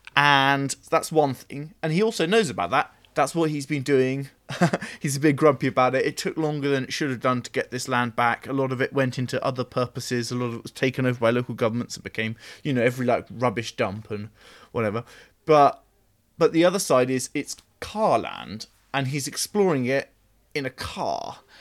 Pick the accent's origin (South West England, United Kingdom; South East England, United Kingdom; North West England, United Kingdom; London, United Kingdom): South East England, United Kingdom; Oxfordshire; I grew up in Oxfordshire